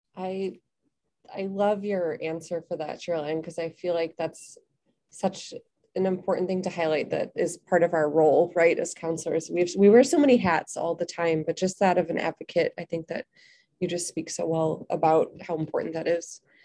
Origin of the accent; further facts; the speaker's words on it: Chicago, Illinois, United States; also born or lived in Belgium; now in Bangkok, Thailand; I'm originally from Chicago